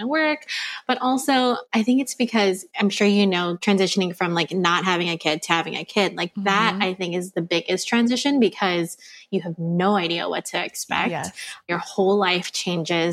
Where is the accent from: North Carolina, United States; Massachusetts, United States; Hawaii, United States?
Hawaii, United States; Oahu; I'm born and raised on Oahu